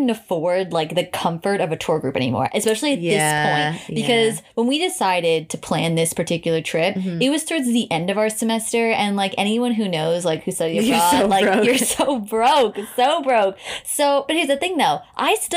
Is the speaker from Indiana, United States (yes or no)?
no; New York, United States; I'm a New Yorker